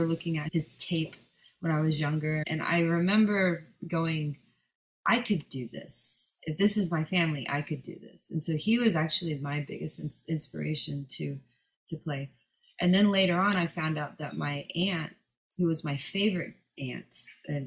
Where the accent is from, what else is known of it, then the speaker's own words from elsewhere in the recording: Dallas, Texas, United States; now in Long Beach, United States; I grew up in Dallas